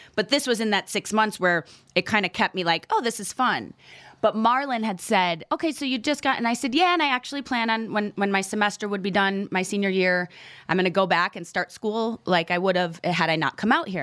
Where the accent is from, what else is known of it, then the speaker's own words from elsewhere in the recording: Menomonee Falls, Wisconsin, United States; a little town called Menominee Falls outside of Milwaukee, Wisconsin.